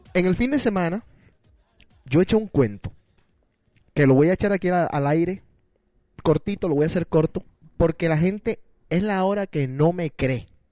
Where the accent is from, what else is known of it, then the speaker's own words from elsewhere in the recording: Barranquilla, Atlántico, Colombia; somos nosotros, nacidos en Barranquilla, Colombia